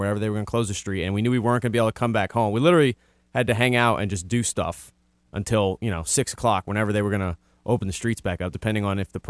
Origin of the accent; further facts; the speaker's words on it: New Orleans, Louisiana, United States; I'm from the West Bank.